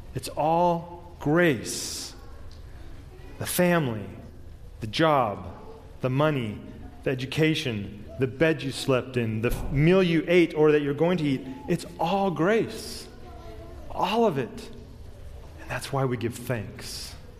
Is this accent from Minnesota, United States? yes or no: no; Southern California, United States; I was born and raised in Southern California, so I know earthquakes